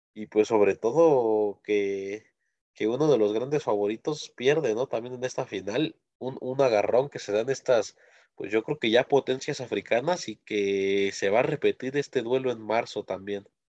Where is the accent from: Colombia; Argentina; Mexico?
Mexico; uno como mexicano